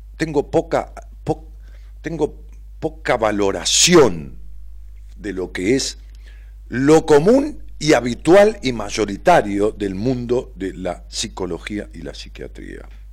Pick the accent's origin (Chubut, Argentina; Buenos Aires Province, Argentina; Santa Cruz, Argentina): Buenos Aires Province, Argentina; Ramos Mejía; moved away as an adult; now in Buenos Aires, Argentina; Allá en Ramos Mejía, en mi pueblo. Cuando yo vivía allá en Ramos, que viví toda mi vida, hace 10 años que vivo acá en, Capital